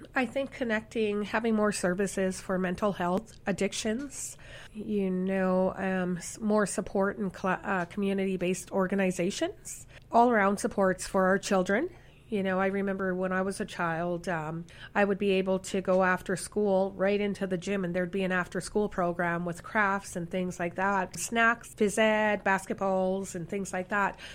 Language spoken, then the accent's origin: English; Saskatchewan, Canada; now in Winnipeg, Canada; I'm from Saskatchewan.